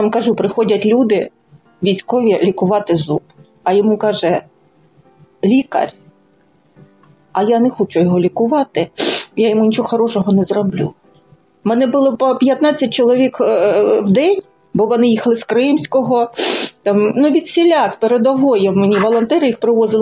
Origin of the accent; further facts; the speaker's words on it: Lysychansk, Luhansk Oblast, Ukraine; moved away as an adult; also born or lived in Donetsk; Я все життя жила в Лисичанську, ну тільки ті роки, коли навчалася в Донецьку